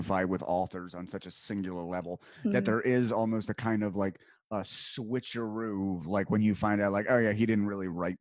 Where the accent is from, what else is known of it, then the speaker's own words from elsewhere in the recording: New Jersey, United States; I grew up in Jersey